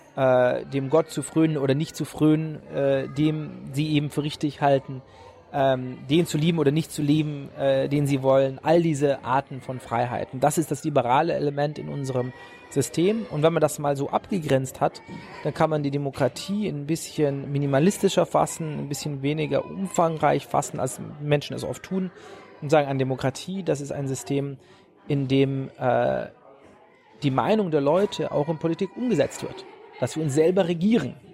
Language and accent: German; Germany; moved away as an adult; now in United States; meine Kindheit in Deutschland